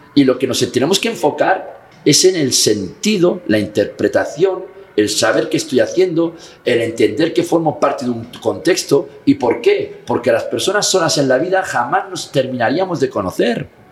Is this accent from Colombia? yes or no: no; Catalonia, Spain; si soy catalán